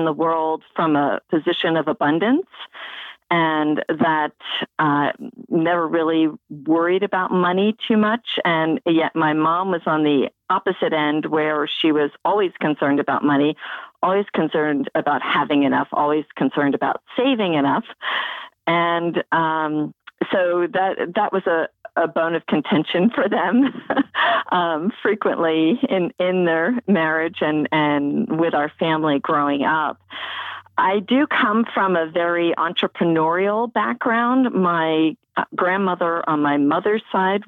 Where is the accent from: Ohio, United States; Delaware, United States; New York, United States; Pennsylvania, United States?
Pennsylvania, United States; Media; I grew up in Media, Pennsylvania